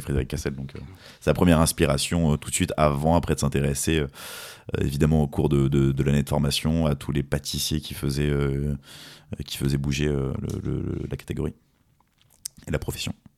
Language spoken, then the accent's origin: French; Fontainebleau, Île-de-France, France; je suis originaire de la région de Fontainebleau